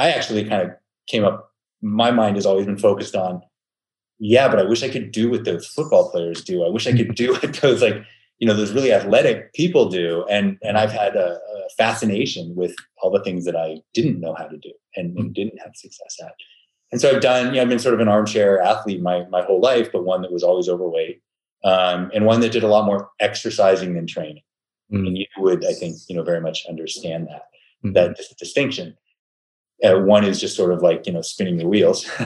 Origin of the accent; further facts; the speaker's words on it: Pittsburgh, Pennsylvania, United States; I was born in Pittsburgh, Pennsylvania